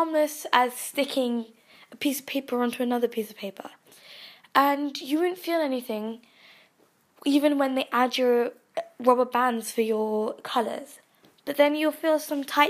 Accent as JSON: {"language": "English", "country": "United Kingdom", "said": "We are so British"}